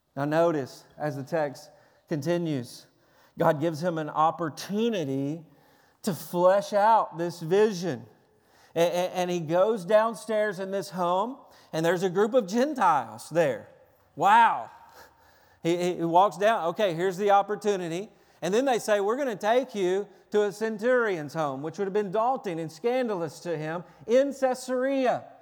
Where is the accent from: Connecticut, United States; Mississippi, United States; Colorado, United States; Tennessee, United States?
Tennessee, United States; I'm from Tennessee. I was raised on fried chicken, cornbread, biscuits and gravy, uh, sweet tea